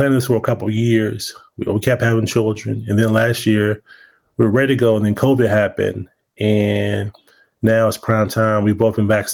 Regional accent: Washington, District of Columbia, United States; also born or lived in Prince George's County, Maryland; I'm originally from Washington, D.C. I went to high school in Prince George's County.

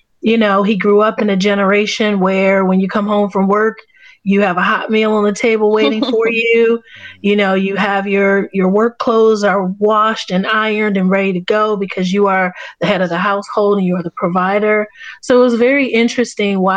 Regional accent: Baltimore, Maryland, United States; I grew up in Baltimore, Maryland, in a neighborhood called Cherry Hill in South Baltimore.

